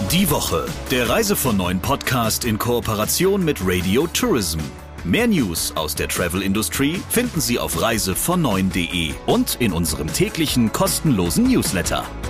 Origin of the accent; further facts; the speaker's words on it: Ruhr area, North Rhine-Westphalia, Germany; dass uns beiden nachgesagt wird, man höre, dass wir aus dem Ruhrgebiet kommen